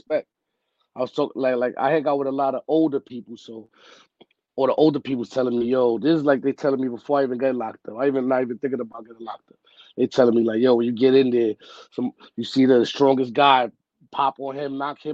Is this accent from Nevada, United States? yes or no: no; New York City, New York, United States; also born or lived in Bronx, New York City; I'm originally from Harlem, though, like Spanish Harlem